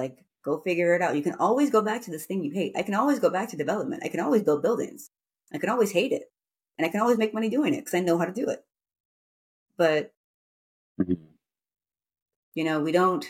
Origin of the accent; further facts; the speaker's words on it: San Francisco, California, United States; also born or lived in New York City; San Francisco, my hometown